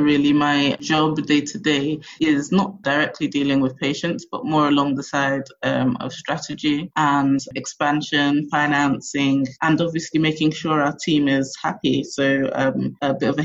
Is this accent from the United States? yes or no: no; England, United Kingdom; moved away as an adult; now in Lagos, Nigeria; growing up in England and going to university in England